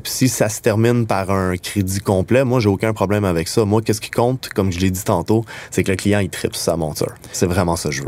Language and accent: French; Quebec, Canada